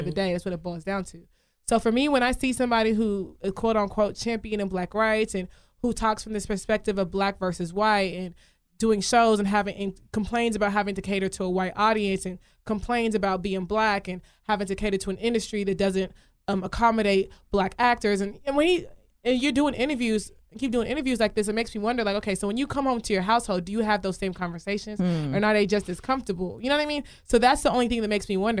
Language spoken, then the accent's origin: English; Nigeria; I'm Nigerian